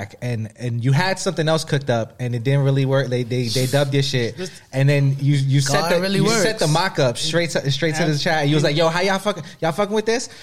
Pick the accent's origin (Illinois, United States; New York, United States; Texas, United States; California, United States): New York, United States; New York City; I'm from the Bronx